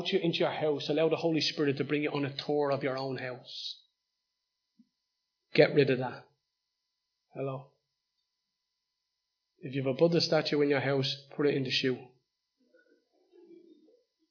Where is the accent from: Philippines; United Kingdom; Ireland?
Ireland; Dublin; Dolphin House, where I was born and raised. My hometown.